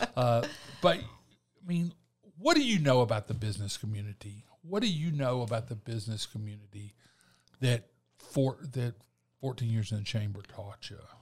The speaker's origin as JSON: {"language": "English", "town": "Eufaula", "region": "Alabama", "country": "United States", "tie": "born or raised there", "said": "I grew up in Eufaula"}